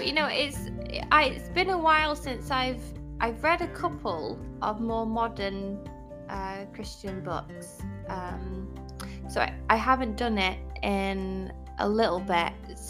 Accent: United Kingdom; me being British

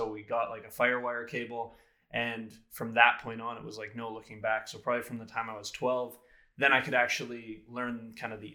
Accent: Prince George, British Columbia, Canada; I'm born and raised in Prince George here

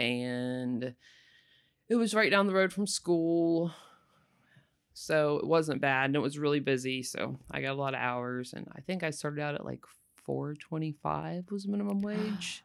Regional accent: Panama City, Florida, United States; also born or lived in Sopchoppy, Florida; I had lived in Panama City since I was, like, six

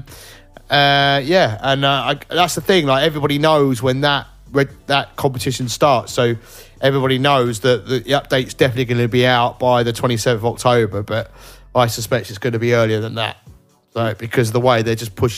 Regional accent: United Kingdom; I'm British, so I just, we pronounce everything wrong

